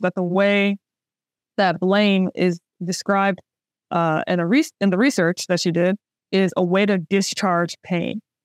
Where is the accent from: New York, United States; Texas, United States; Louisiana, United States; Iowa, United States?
Louisiana, United States; New Orleans; I'm from New Orleans, the birthplace of jazz